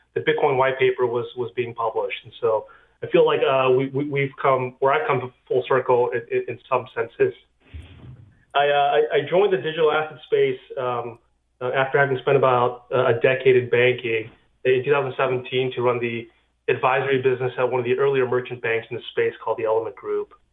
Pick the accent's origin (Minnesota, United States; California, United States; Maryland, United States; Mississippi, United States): California, United States; I grew up in California and uh, I went to Cal as an undergrad